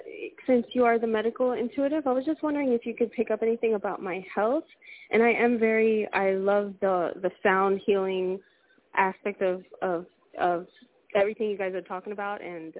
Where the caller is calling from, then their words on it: Puerto Rico; I'm calling from Puerto Rico.